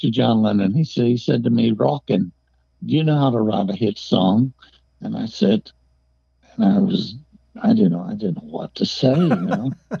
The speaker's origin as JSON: {"language": "English", "town": "Detroit", "region": "Michigan", "country": "United States", "tie": "born or raised there", "said": "I grew up in Detroit, and that's where I met …"}